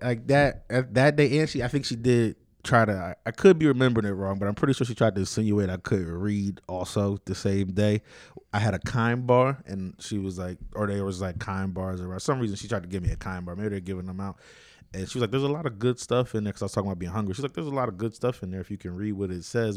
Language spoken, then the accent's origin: English; United States; I grew up in Renton, which is another like fucked up area, but not it's not North Philly either